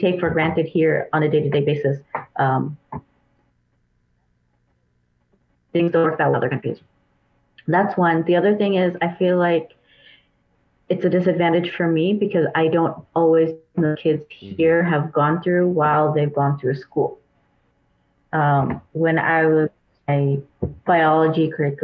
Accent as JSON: {"language": "English", "country": "Kuwait", "tie": "born or raised there", "moved": "yes", "said": "I grew up in Kuwait"}